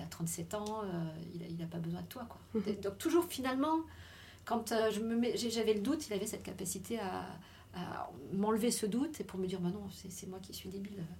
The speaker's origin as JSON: {"language": "French", "area": "Lorraine", "region": "Grand Est", "country": "France", "said": "je suis retournée chez moi en Lorraine"}